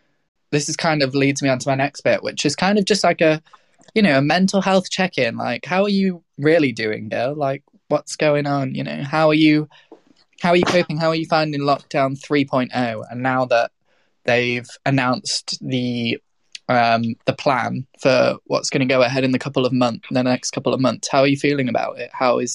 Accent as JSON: {"language": "English", "region": "Midlands", "country": "United Kingdom", "tie": "born or raised there", "also_born_or_lived": "South of England / North of England", "said": "I was born in the South, like raised in the Midlands, and then lived in the North because I went to uni."}